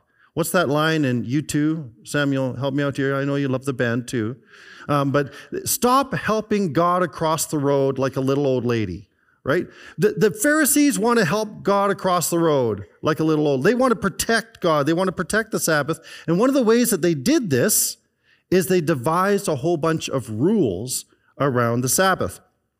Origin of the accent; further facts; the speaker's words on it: British Columbia, Canada; there was Old Kelowna is a group that I belong to because I grew up in the Okanagan Valley. And they showed a picture of West Bank in around early 1970s. And I could see where our house was.